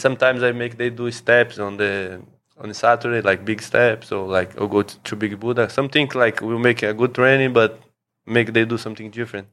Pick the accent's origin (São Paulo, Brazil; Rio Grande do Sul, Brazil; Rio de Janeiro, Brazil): São Paulo, Brazil; moved away as an adult; also born or lived in Thailand; now in Phuket, Thailand; I'm from Brazil, from São Paulo